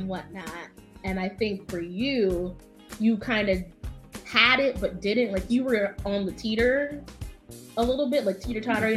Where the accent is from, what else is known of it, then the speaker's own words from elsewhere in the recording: Valley Stream, New York, United States; I'm from Valley Stream